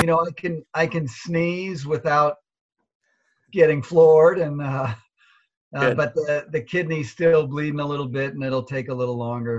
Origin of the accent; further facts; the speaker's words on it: Seattle, Washington, United States; I grew up in Seattle.